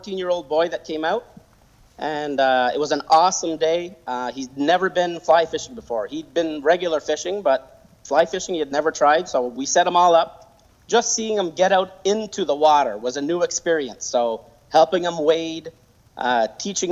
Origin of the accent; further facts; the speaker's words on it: Montreal, Quebec, Canada; also born or lived in Adirondacks, New York; now in United States; I'm originally from Montreal, Quebec. When I came to the Adirondacks